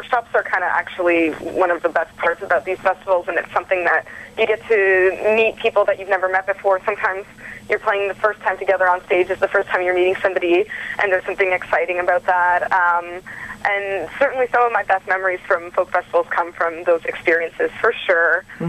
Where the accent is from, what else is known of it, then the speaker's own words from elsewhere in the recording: Ontario, Canada; Well, I'm from Ontario. I've lived pretty much in a bunch of different cities. I'm kind of living a nomadic life, actually.